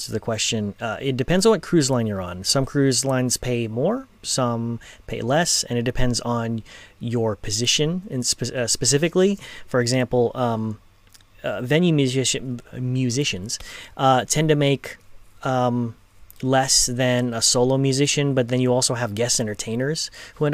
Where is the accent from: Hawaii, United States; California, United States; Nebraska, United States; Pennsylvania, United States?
California, United States; Los Angeles; I'm from Los Angeles